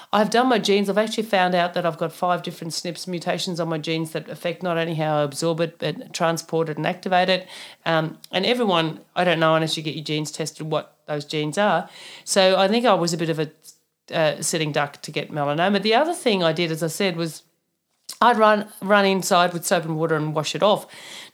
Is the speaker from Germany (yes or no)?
yes; Germany; born there; also born or lived in Papua New Guinea; So just personal story, I was born in Germany, so I've got the nice freckled Scandinavian skin for a reason, because we're far away from the equator in Germany, unlike... where I moved to in Papua New Guinea